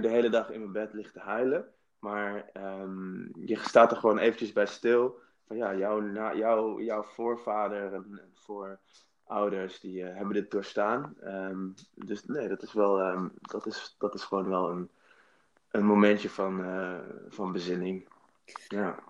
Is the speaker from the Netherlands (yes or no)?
yes; Nijmegen, Gelderland, Netherlands; in het witte Nijmegen-Oost, waar ik ben opgegroeid